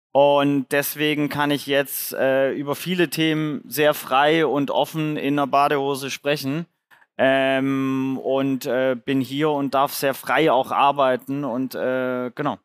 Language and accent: German; Swabia, Germany; ich bin beim Genpool Lotterie im Schwabenländle geboren